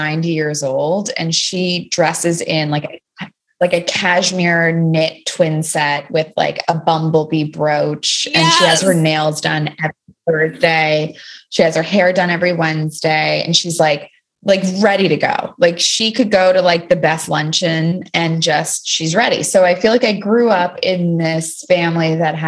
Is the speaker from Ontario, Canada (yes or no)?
yes; Toronto, Ontario, Canada; moved away as an adult; now in New York, United States; I grew up in Toronto until university